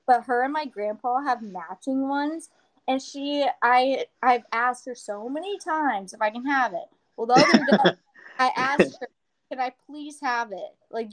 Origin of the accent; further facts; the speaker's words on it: Houston, Texas, United States; also born or lived in Nacogdoches, Texas; I'm from Houston, Texas. So, like, I grew up in the city